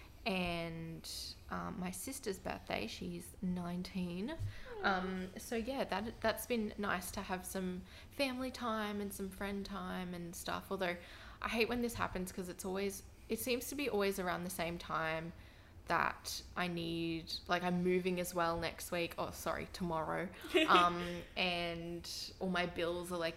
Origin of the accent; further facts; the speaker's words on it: Clunes, New South Wales, Australia; now in Brisbane, Australia; Clunes, yeah, sort of like 30, 40 minutes from Byron Bay in New South Wales